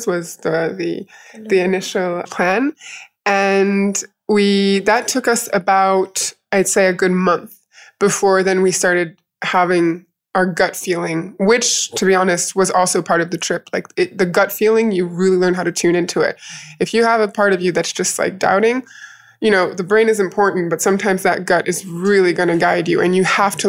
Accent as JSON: {"language": "English", "country": "United States", "tie": "born or raised there", "also_born_or_lived": "France / United Kingdom", "moved": "yes", "lives_now": "Morocco", "said": "I grew up in the United States"}